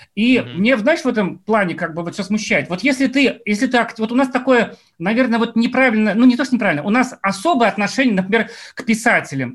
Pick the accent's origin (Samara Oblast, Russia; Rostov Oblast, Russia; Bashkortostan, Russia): Bashkortostan, Russia; Ufa; очень мои многие уфимские знакомые знакомы, я из Уфы